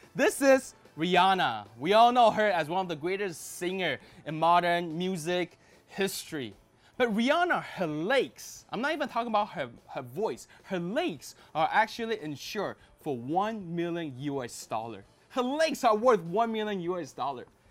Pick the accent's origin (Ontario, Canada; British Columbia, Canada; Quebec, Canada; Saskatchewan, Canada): Ontario, Canada; Toronto; I grew up in Toronto, Canada